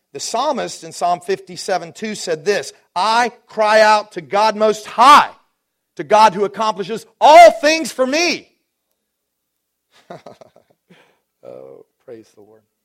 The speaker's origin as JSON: {"language": "English", "town": "Dallas", "region": "Texas", "country": "United States", "tie": "born or raised there", "moved": "yes", "said": "I grew up in Dallas"}